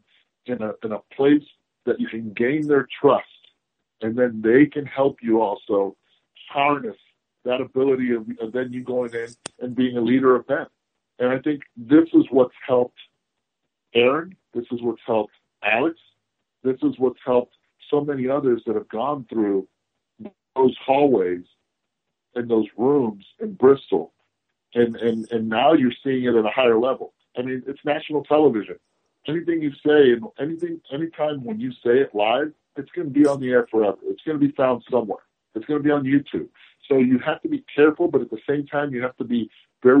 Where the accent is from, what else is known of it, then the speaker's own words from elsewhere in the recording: Puerto Rico; also born or lived in Cincinnati, Ohio, United States; I was raised in Puerto Rico. I would have been born there, but I was an in-season child, and so was my brother. So during the season, we were in Cincinnati. I was born in Cincinnati and proud of it. But I consider myself a Puerto Rican.